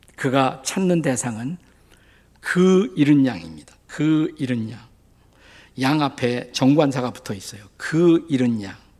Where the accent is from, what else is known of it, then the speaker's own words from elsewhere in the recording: Suwon, Gyeonggi Province, South Korea; 그곳이 제가 태어난 곳입니다